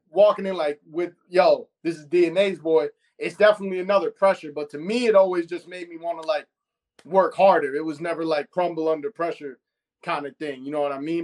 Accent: New York City, New York, United States; I'm from Astoria, Queens

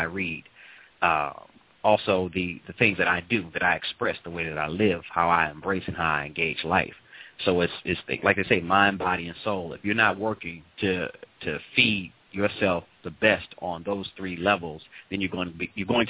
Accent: St. Louis, Missouri, United States; moved away; St. Louis, originally. St. Louis, Missouri.

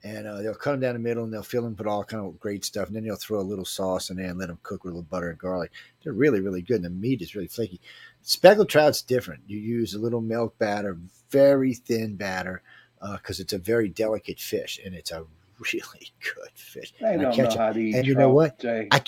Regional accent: Louisiana, United States; I'm from Louisiana

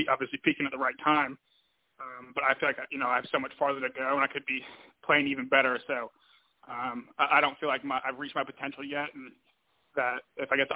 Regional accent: Virginia Beach, Virginia, United States; I'm a guy from the Virginia Beach area, so growing up right by the water

